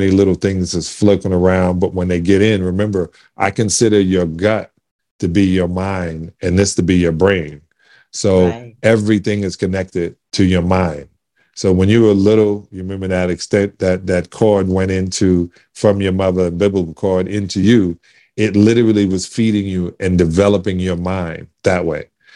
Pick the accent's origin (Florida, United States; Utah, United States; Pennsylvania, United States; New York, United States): New York, United States; New York City; I'm from Canarsie in Brooklyn